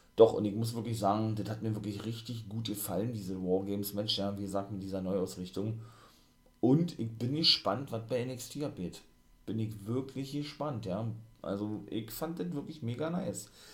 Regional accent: Germany; bei uns in Deutschland

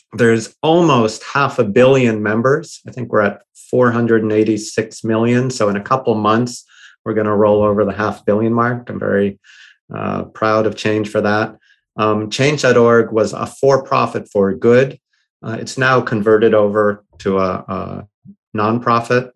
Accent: Boston, Massachusetts, United States; moved away as an adult; now in Bay Area, United States; I grew up in Boston and was born in Boston

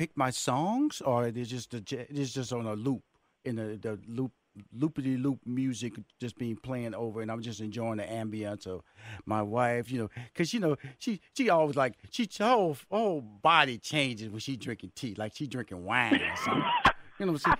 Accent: Houston, Texas, United States; We come from Houston, Texas, and I heard about this place, and my wife, she's a tea junkie.

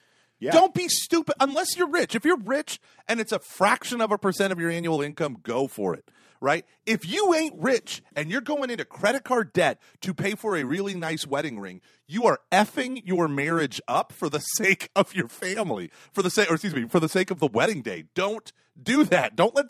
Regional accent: Dayton, Ohio, United States; I'm from Dayton.

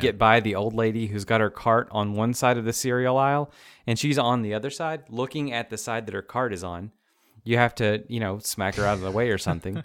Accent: the South, United States; we're from the South

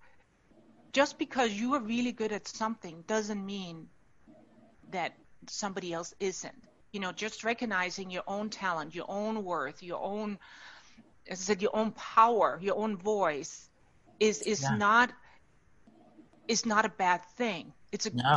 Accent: Denmark; moved away as an adult; now in United States; I'm born and raised in Denmark and now live in the U.S. I have for the last 30 years

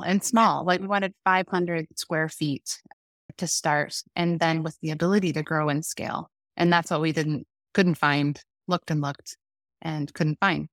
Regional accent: Iowa, United States; now in Omaha, United States; I'm from Iowa, small town, born and raised

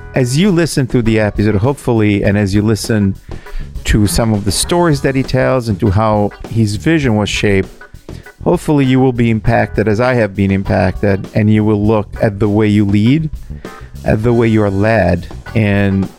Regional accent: Italy; moved away; my home country

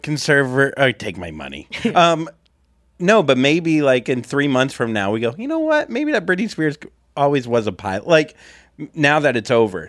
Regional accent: Florida, United States; now in Saint Louis, United States; I was raised two hours away from big sports teams in Florida

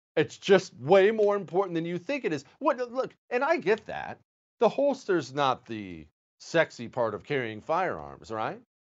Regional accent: United States; I'm not French. I'm an American

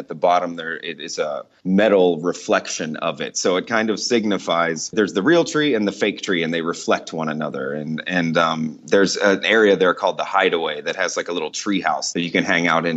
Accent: United States; moved away as an adult; now in Dubai, United Arab Emirates; I am an American, but I live overseas and I work here in this area

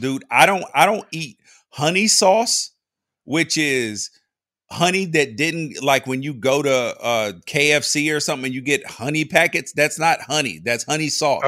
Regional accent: Memphis, Tennessee, United States; I grew up in Memphis

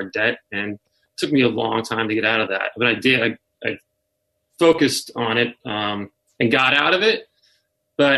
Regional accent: Denver, Colorado, United States; I grew up in Denver playing music

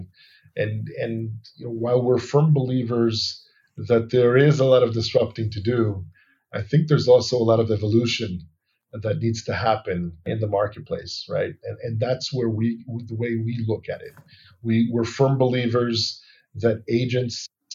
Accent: Allentown, Pennsylvania, United States; also born or lived in New York; now in Tel Aviv, Israel; I was born and raised in Allentown, Pennsylvania, then lived in New York for many years

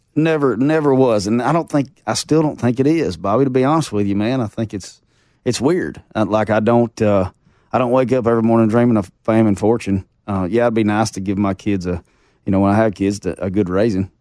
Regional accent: the Ozarks, Arkansas, United States; I was born and raised in the Ozarks, and I grew up fishing four or five days a week with my grandpa

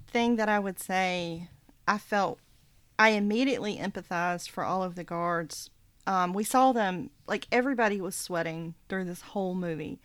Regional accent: the South, United States; it was true of my experience growing up in the South

